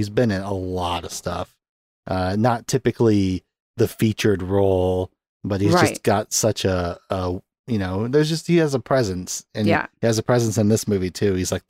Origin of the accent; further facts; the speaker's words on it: Dakota, United States; accent: Dakota; But yeah, that's where I get my Dakota accent from.